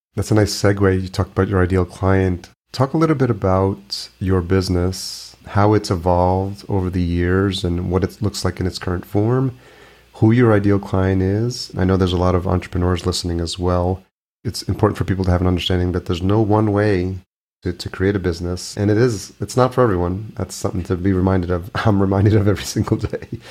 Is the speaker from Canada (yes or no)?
no; New York, United States; I grew up in New York